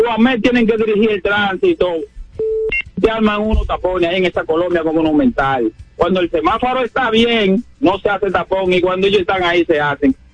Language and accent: Spanish; Santo Domingo Este, Distrito Nacional, Dominican Republic; No, yo soy de aquí de Santo Domingo Este y conozco bien a Francisco